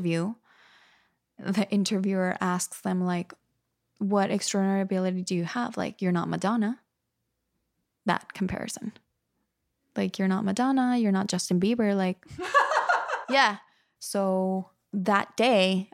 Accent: Monterrey, Nuevo León, Mexico; moved away as an adult; also born or lived in New York; 2 hours from my hometown in Mexico

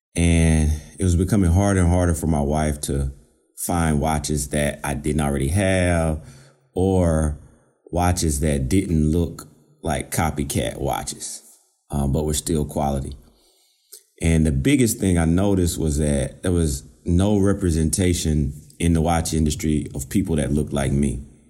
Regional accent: Georgia, United States; moved away as an adult; now in Virginia, United States; I'm originally from Georgia

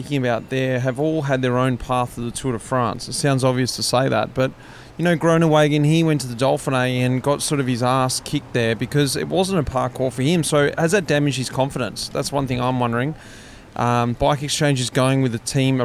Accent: Australia; I'm obviously an Australian

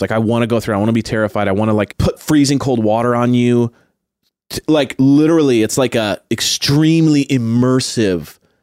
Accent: Long Beach, California, United States; I grew up in Long Beach

